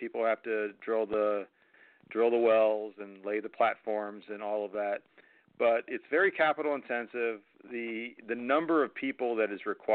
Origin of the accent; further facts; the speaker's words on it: Cincinnati, Ohio, United States; moved away as an adult; also born or lived in Florida; now in Dallas, United States; I grew up in Cincinnati.